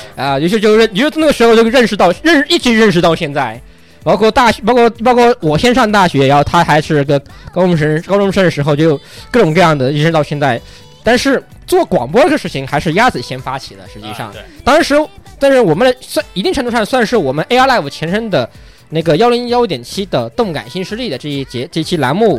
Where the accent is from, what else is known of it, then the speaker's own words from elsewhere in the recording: Kunming, Yunnan, China; accent: Kunming dialect; 我们云，昆明人一掏方言都有，都带一股粗味